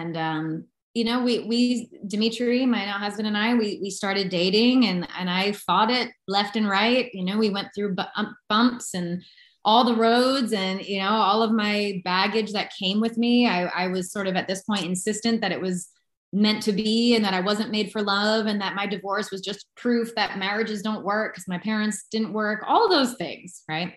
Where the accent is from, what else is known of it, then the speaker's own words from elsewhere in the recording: United States; moved away as an adult; now in Panama; I'm from the United States